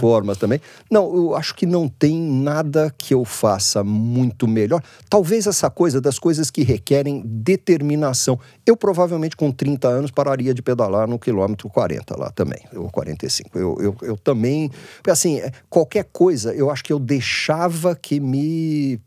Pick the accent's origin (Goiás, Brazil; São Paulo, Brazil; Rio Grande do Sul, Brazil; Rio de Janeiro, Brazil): São Paulo, Brazil; Santos; now in São Paulo, Brazil; eu não sou de São Paulo, eu nasci em Santos